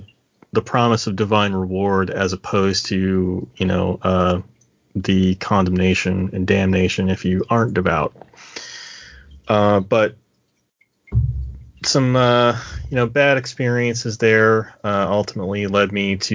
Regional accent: Kentucky, United States; I grew up in Kentucky.

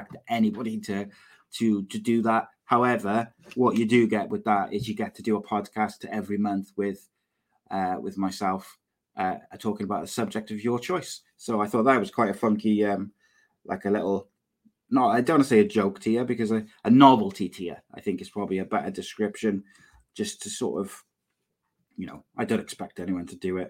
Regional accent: Cardiff, Wales, United Kingdom; also born or lived in Llanishen, Cardiff; I am not from Lanishan originally. I'm from Rada. I am Cardiff born, Cardiff bred, but I don't live far from Lanishan now

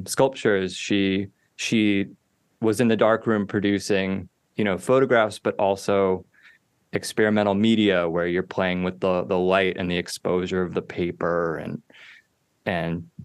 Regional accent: Richmond, Virginia, United States; now in Baltimore, United States; I was born in Richmond, Virginia in 1991

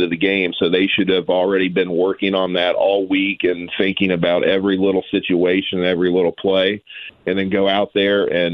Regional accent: Noblesville, Indiana, United States; we're from Noblesville

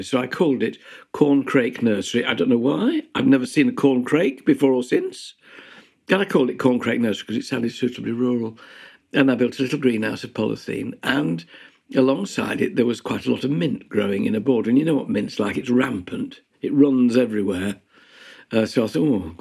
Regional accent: Ilkley, Yorkshire and the Humber, United Kingdom; I grew up in Ilkley in the Yorkshire Dales in Wharfdale

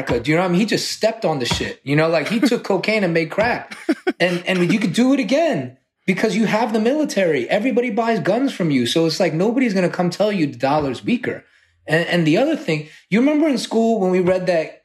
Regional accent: Northern Virginia, United States; moved away as an adult; now in Taipei, Taiwan; we came from literally Nova.

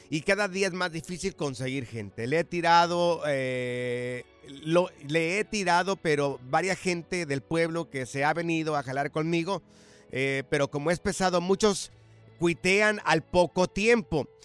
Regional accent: Chihuahua, Mexico; Soy de Chihuas, o sea, soy de Chihuahua. Me dedico al cemento.

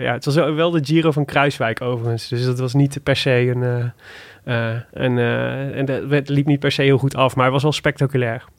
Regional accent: Made, North Brabant, Netherlands; kom ik uit Maden

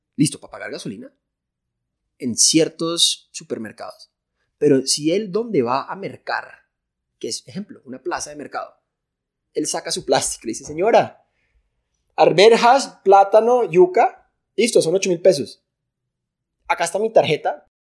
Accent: Colombia; soy de Colombia

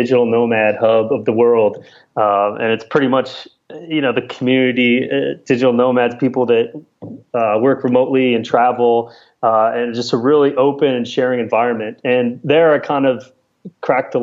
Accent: Spring Valley, Illinois, United States; moved away as an adult; also born or lived in California; I grew up in a small town in Illinois of about 5,000 people that nobody's really even heard of, even if you're in Illinois, but it's called Spring Valley

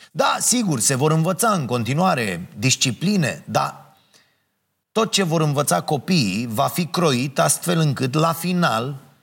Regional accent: Ploiești, Prahova, Romania; now in Bucharest, Romania; eu sunt de la Ploiești

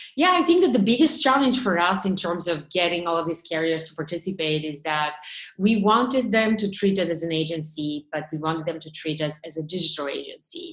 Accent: Bulgaria; moved away as an adult; now in Boston, United States; I grew up in Bulgaria, um, which was an ex-communist country.

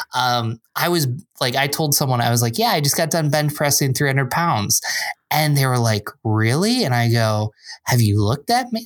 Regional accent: Binghamton, New York, United States; moved away as an adult; also born or lived in Endicott, New York / Philadelphia, Pennsylvania; now in Rochester, United States; I grew up in Binghamton, which is about three hours south.

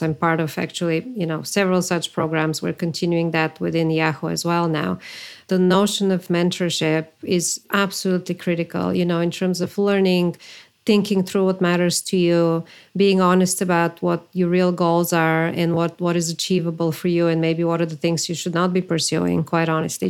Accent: Bulgaria; moved away as an adult; also born or lived in New York; I am from Bulgaria originally.

